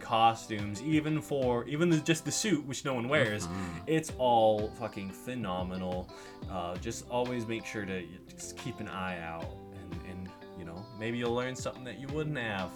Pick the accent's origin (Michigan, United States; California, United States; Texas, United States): California, United States; Kern County; We're from Kern County